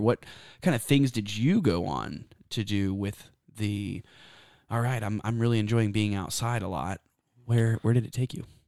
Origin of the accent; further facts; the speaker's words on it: Texas, United States; I'm from Texas